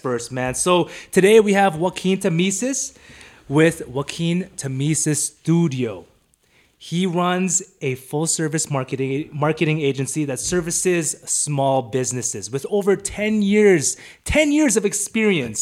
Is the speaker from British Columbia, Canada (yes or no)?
yes; Vancouver, British Columbia, Canada; now in Calgary, Canada; me and you were born and raised in Vancouver